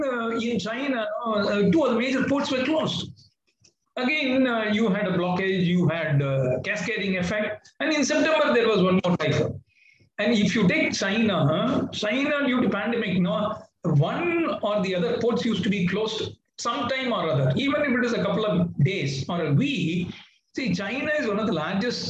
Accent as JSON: {"language": "English", "country": "India"}